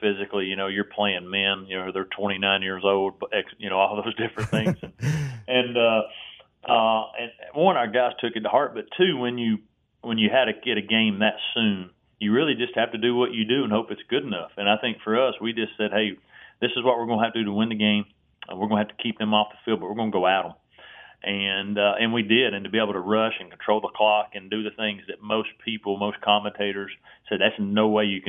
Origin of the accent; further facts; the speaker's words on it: Tennessee, United States; I grew up in Tennessee